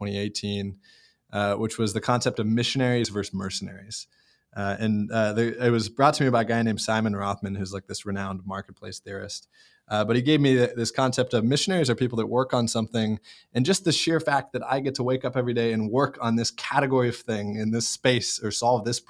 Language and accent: English; Seattle, Washington, United States; I grew up in Seattle area